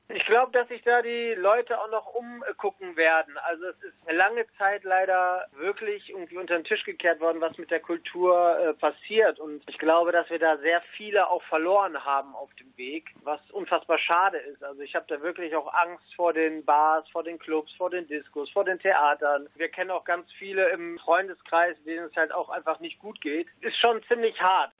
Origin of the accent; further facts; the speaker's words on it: Rhineland, Germany; Wir sind Rheinländer